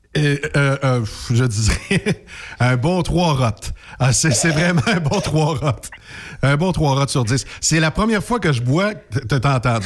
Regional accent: Quebec, Canada; chez nous, au Québec

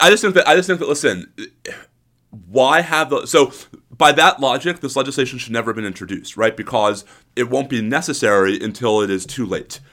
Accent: New York, United States; now in Austin, United States; I have a New Yorker stoicism.

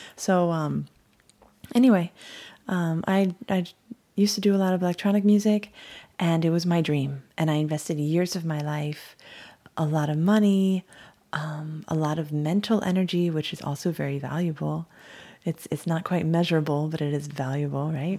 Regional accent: Hawaii, United States; moved away; also born or lived in Miami; I'm from Hawaii. We used to just skateboard, surf, relax, and sing reggae

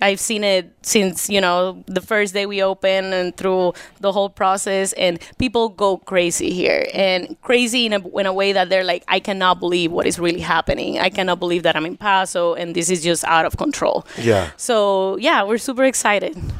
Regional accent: Puerto Rico; now in United States; Puerto Rico, born and raised Puerto Rico

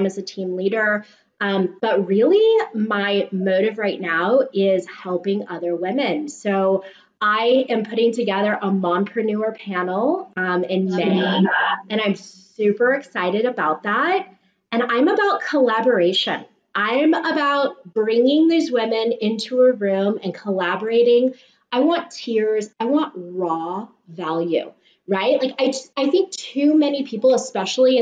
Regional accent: San Mateo, California, United States; I'm a Bay Area native

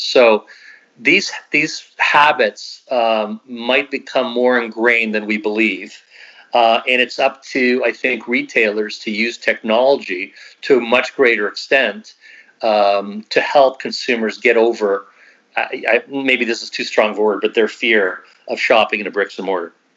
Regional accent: Canada; we are so Canadian. I mean, we're just so Canadian

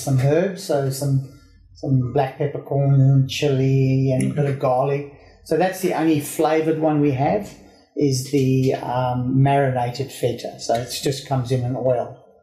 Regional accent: South Africa; I grew up in South Africa

